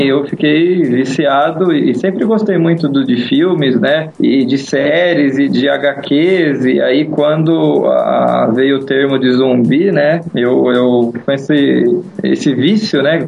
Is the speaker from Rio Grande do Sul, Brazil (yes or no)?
no; São Paulo, Brazil; nasci em São Paulo, né? Sou paulista